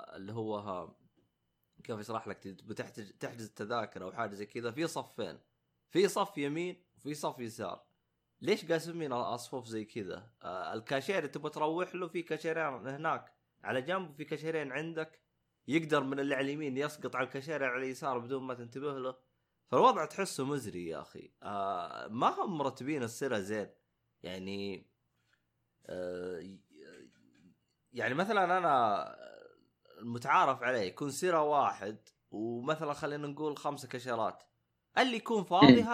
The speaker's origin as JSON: {"language": "Arabic", "country": "Saudi Arabia", "said": "احنا خصوصا كسعوديين"}